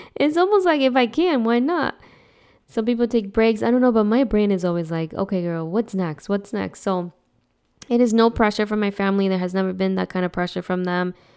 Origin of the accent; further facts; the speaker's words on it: New Jersey, United States; moved away as an adult; I grew up in New Jersey, and I've been in this state longer than I had been over there